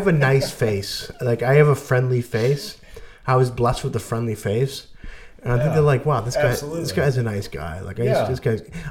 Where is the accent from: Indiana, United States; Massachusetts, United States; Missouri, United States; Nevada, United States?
Massachusetts, United States; Boston; I'm from Titletown